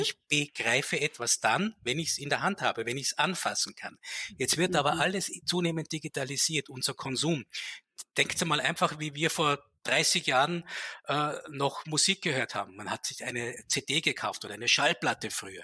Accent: Tyrol, Austria; moved away as an adult; now in Vienna, Austria; Ich komme ursprünglich aus Tirol und ich hatte 20 Jahre meines Lebens einen Berg vor der Nase.

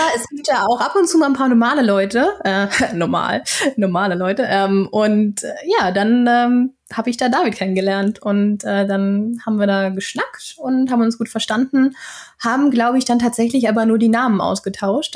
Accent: Flensburg, Schleswig-Holstein, Germany; accent: North German; moved away as an adult; now in Sweden; dass man mir doch äh, den norddeutschen Akzent anhört

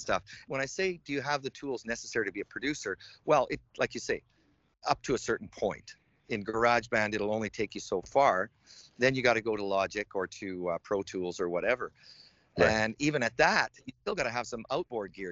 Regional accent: Alberta, Canada; moved away as an adult; now in China; when I was growing up in Alberta

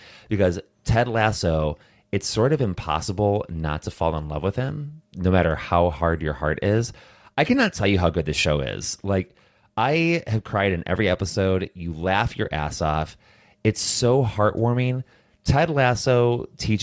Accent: United States; now in Europe; an American who has come over to Europe to a very different culture

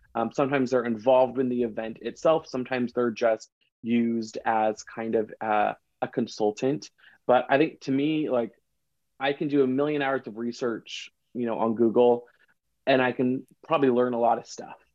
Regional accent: Seattle, Washington, United States; I'm from Seattle

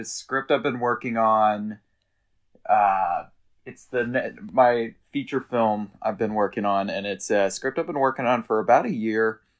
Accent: Arkansas, United States; now in New York City, United States; growing up in Arkansas

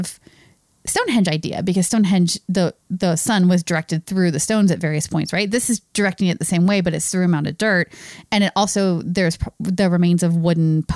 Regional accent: United States; we're American

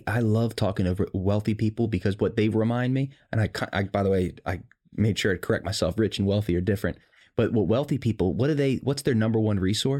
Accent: Maryland, United States; This is not something you brag about at school when everyone else, I came from Howard County. It's a wealthy area.

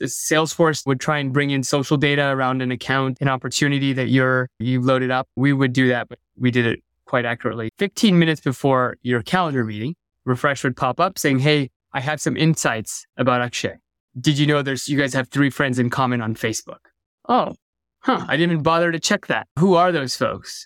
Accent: Bay Area, California, United States; growing up in the Bay Area

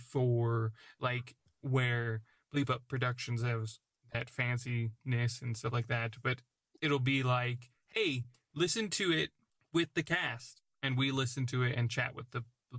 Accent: United States; now in United Kingdom; I'm American but, in an English culture.

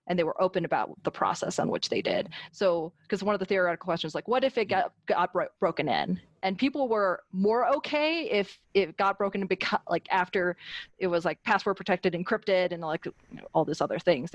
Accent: Salmon, Idaho, United States; moved away as an adult; also born or lived in Wyoming / Washington, District of Columbia, United States; I come from Salmon, Idaho. I talk about that in my blog. There's 3,000 people there, and I was the only Asian American high schooler.

